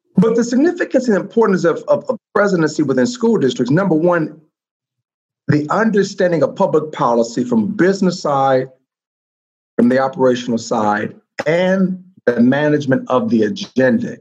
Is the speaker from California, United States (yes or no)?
yes; Compton, California, United States; Born and reared in Compton